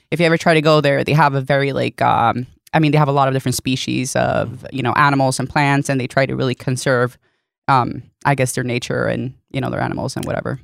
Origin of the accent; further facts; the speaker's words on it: Sweden; first language Swedish; English is a second language; moved away; that's my first language